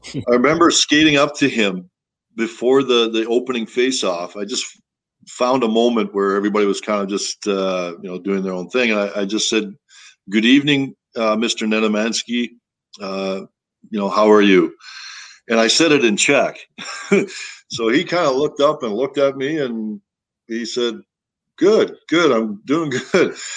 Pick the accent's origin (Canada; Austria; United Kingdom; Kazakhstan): Canada; Toronto, Ontario; moved away; that's where I kind of grew up. You know, I, I came from Toronto